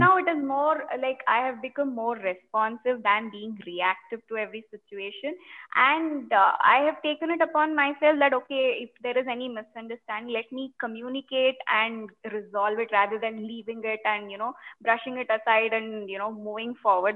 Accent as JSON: {"language": "English", "town": "Bangalore", "region": "Karnataka", "country": "India", "said": "I'm from Bangalore"}